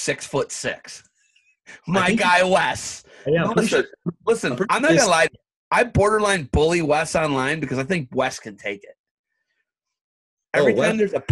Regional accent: Oak Harbor, United States; We're both from Oak Harbor

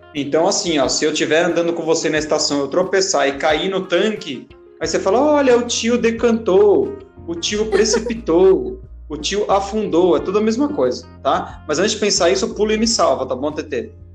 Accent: Itatiba, São Paulo, Brazil; eu sou de Itatiba, mas eu dou aula lá em Campinas

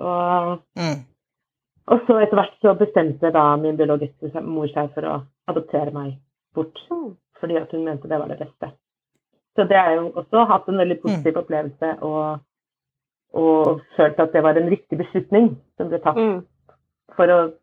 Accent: Fredrikstad, Østfold, Norway; also born or lived in Moss; vokste opp eh, i, ja, utafor Fredrikstad, et sted som heter Slevik

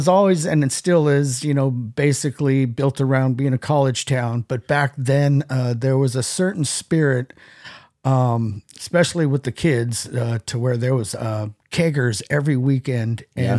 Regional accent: San Francisco, California, United States; also born or lived in Los Angeles; So I was born in LA, but then we quickly moved. I think by the time I was three, I was already up in the Bay Area, San Francisco

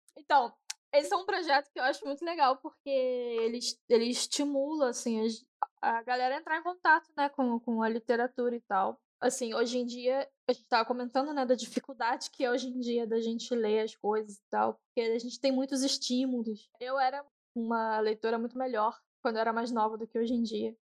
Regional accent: Rio de Janeiro, Brazil; moved away as an adult; Eu saí do Rio e em 2012 para 13

